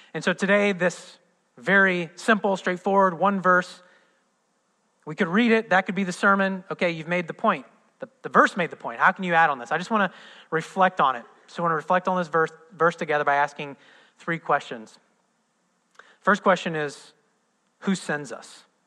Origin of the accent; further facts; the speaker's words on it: Midwest, United States; moved away; I'm from the Midwest